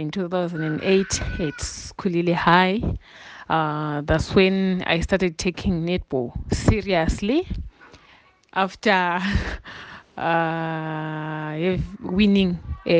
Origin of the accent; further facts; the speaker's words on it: Bulawayo, Zimbabwe; I grew up in Blawayo.